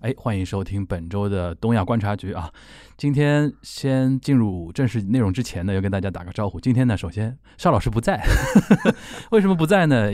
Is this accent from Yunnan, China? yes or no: no; Shanghai, China; 我们上海话